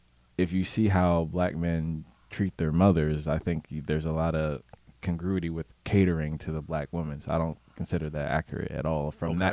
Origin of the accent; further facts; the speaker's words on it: Trenton, New Jersey, United States; also born or lived in Bucks County, Pennsylvania; So me personally, coming from the Trenton area, but I went to school in Bucks County. So it was all white kids and Jewish kids and whatnot.